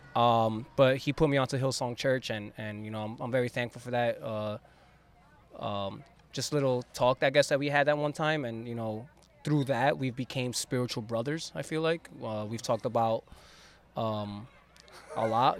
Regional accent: West New York, New Jersey, United States; I grew up in West New York

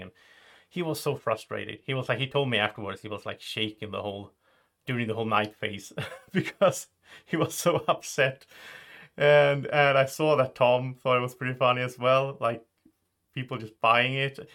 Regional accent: Sweden; English is a second language; I'm, I'm from Sweden.

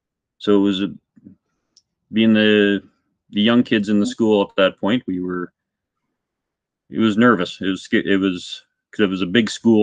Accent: Lloydminster, Canada; I grew up in Lloydminster all my life, lived here for ever. I own a shop in Lloydminster.

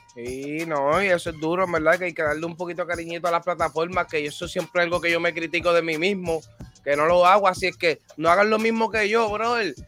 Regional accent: Puerto Rico; Soy de Puerto Rico

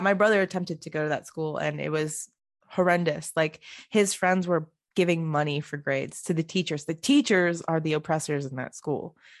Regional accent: Bridgeport, United States; growing up in Bridgeport

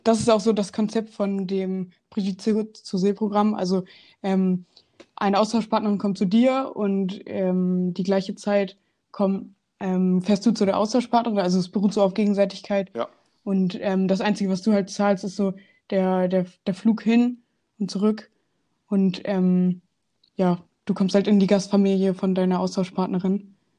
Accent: Hanover, Lower Saxony, Germany; Ich komme aus Hannover

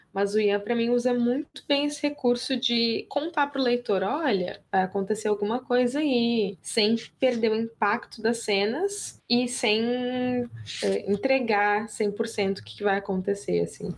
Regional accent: Rio Grande do Sul, Brazil; eu sou gaúcha

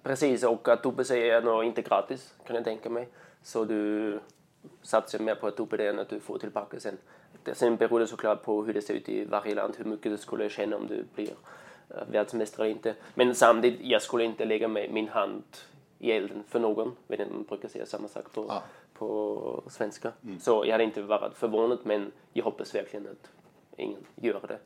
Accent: Austria; Swedish is a second language; moved away as an adult; now in Sweden; jag kommer från östra delen av Österrike, uh, 10 mil söder om Wien, där Alperna börjar

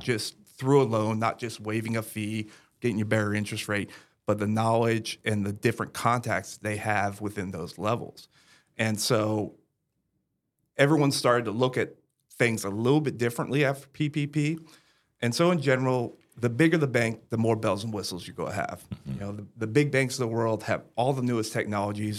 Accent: Brevard County, Central Florida, United States; also born or lived in San Antonio, Texas; I was born and raised here in Central Florida, over in Brevard County

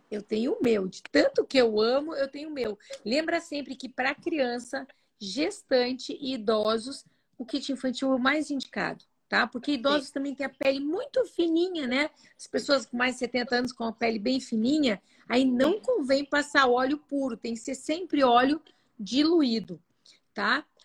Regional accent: Italy; Eu, como sou italiana, adoro uma pizza.

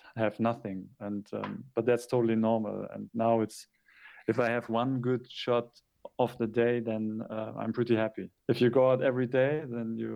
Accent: Hamburg, Germany; English is a second language; also born or lived in Japan; I struggle a lot with doing street photography in my hometown

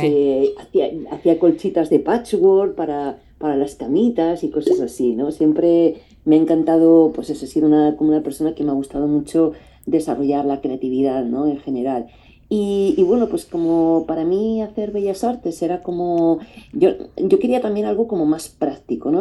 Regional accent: Madrid, Community of Madrid, Spain; moved away as an adult; also born or lived in Paris; aquí me volví a Madrid, que yo soy de Madrid

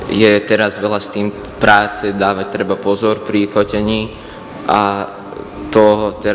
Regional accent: Cerová, Trnava Region, Slovakia; pochádzam z Cerovej.

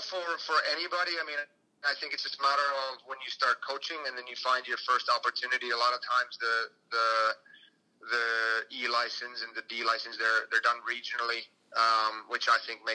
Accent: Finland; moved away as an adult; also born or lived in United States; I went back and I signed with clubs in my hometown

